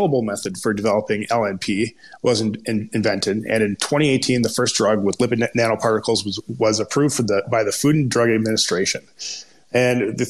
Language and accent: English; Minnesota, United States; accent: Minnesota; my terrible Minnesota accent